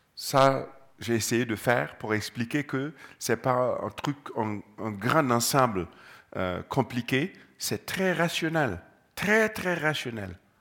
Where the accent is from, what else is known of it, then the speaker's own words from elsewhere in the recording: Gando, Centre-Est, Burkina Faso; je suis né au Burkina, précisément à Gando